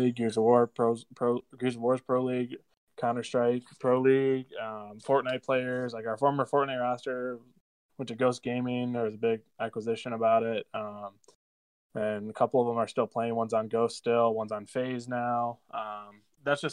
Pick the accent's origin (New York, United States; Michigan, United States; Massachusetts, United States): Michigan, United States; Midland; moved away as an adult; also born or lived in Chicago; I'm born and raised in Midland, Michigan, right where Northwood is